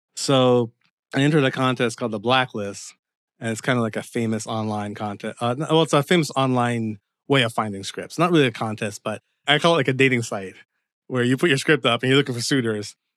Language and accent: English; Windsor, Ontario, Canada; moved away as an adult; also born or lived in Dearborn, Michigan / Seattle, Washington; now in Los Angeles, United States; I was born in Canada, but my parents are Jamaican. And pretty much Windsor was my home up until around, like, the age of twenty-five